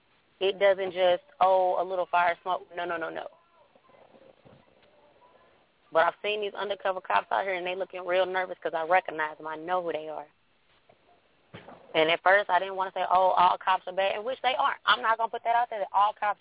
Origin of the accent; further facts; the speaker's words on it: St. Louis County, Missouri, United States; I'm from St. Louis County, which Ferguson is a district in it